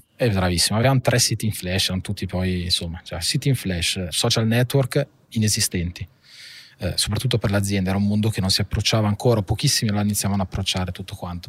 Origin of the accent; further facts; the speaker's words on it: Monza, Lombardy, Italy; also born or lived in Milan / Paris / Argentina; io sono nato a Milano alla fine ho sempre vissuto a Monza